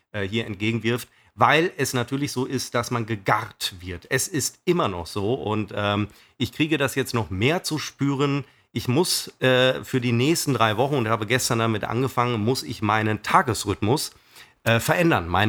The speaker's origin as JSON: {"language": "German", "town": "Düsseldorf", "region": "North Rhine-Westphalia", "country": "Germany", "said": "Ich bin ja aus Düsseldorf einiges gewöhnt. Also in Düsseldorf Auto zu fahren ist ja die absolute Hölle."}